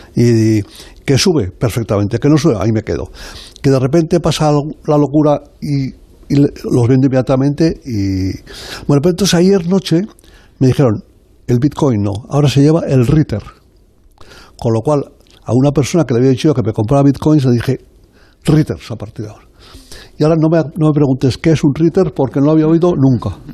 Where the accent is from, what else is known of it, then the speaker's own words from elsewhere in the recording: Zaragoza, Aragon, Spain; que soy yo de Zaragoza, yo soy de allí